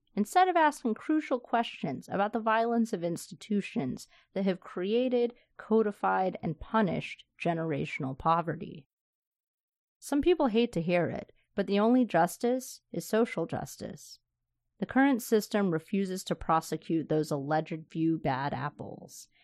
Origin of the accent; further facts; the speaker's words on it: the South, United States; moved away; I grew up in the South